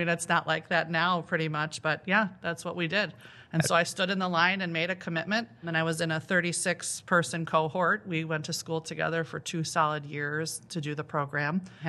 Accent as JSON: {"language": "English", "town": "Sycamore", "region": "Illinois", "country": "United States", "said": "So I am from Sycamore, Illinois, not too far from here."}